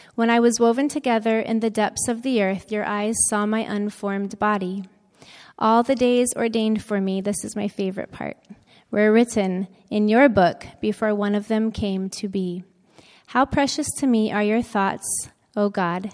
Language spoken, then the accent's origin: English; Florida, United States; moved away as an adult; also born or lived in Tennessee / Loma Linda, California / Saipan; I grew up in Florida